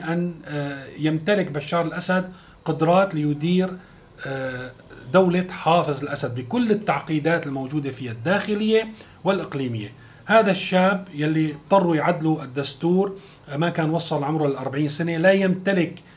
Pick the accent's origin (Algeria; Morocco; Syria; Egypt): Syria; نحن كسوريين